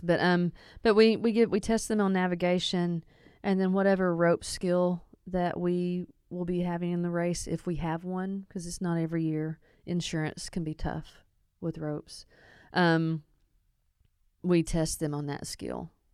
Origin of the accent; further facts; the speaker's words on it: East End, Arkansas, United States; I grew up in East End, you know, outside of town here towards Sheridan. I went to school in Sheridan.